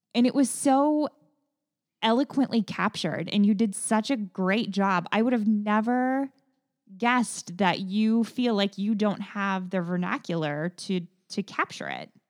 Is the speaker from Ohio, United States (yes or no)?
yes; Kettering, Ohio, United States; I went to Kettering